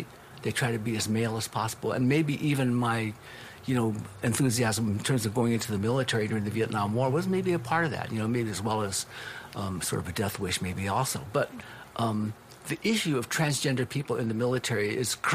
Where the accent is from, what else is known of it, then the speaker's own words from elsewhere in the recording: Los Angeles, California, United States; being raised up East LA, family being Japanese American